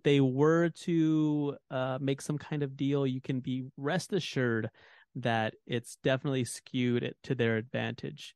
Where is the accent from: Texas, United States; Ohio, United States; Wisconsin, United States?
Texas, United States; As a Texan